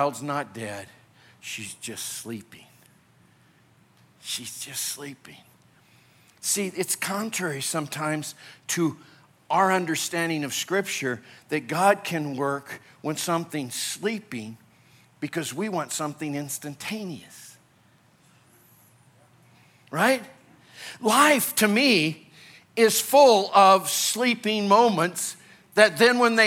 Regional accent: Illinois, United States; also born or lived in California; now in Colorado, United States; I grew up in Illinois

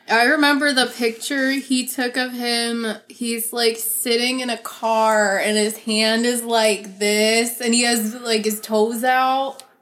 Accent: Pennsylvania, United States; I grew up in Pennsylvania

